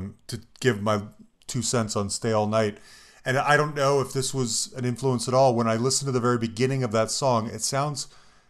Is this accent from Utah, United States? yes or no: yes; Salt Lake City, Utah, United States; That's my hometown